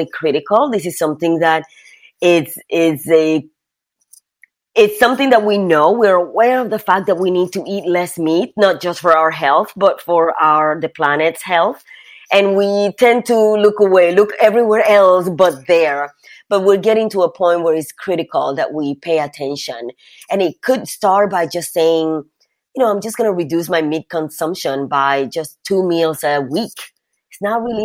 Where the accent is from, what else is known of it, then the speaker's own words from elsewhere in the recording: Puerto Rico; I grew up in Puerto Rico